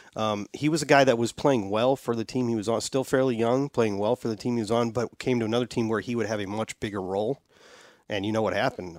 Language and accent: English; St. Louis, Missouri, United States; I, I grew up in Saint Louis